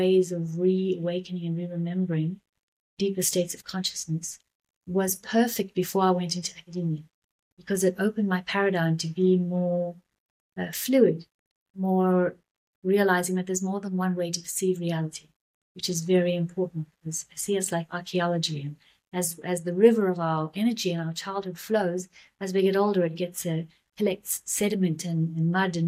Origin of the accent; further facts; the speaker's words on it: South Africa; moved away as an adult; also born or lived in Byron Shire, Australia; I'm South African originally, and I've just come back from living 7 years in Australia